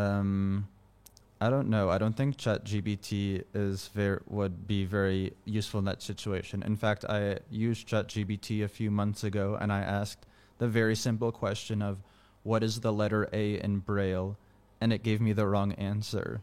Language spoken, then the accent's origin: English; California, United States; now in Washington, D.C., United States; in my hometown in California